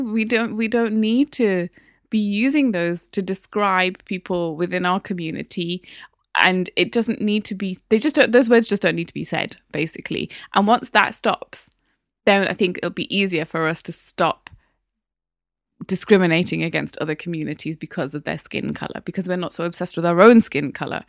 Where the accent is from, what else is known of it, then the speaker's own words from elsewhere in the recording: Newcastle upon Tyne, North East England, United Kingdom; now in London, United Kingdom; there wasn't that many black people in Newcastle in the nineties when I was growing up